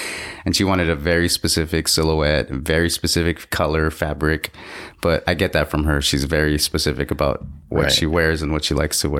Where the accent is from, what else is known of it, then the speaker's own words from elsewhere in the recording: Los Angeles, California, United States; I was born in LA. I come from Mexican parents and native indigenous heritage.